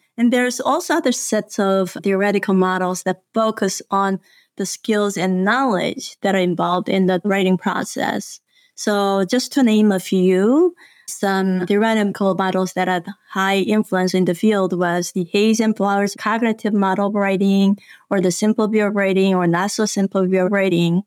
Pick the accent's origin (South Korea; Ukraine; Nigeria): South Korea; moved away; I grew up in South Korea in a very remote village